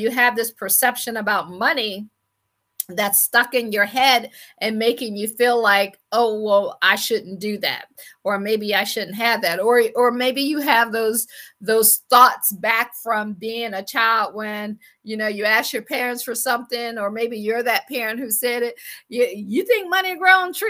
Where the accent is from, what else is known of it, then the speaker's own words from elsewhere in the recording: Akron, Ohio, United States; moved away as an adult; also born or lived in Washington, D.C. / Baltimore / Boston / Pittsburgh; I am from Akron, Ohio. I always like to say I grew up shy, sheltered in church basically 6 days a week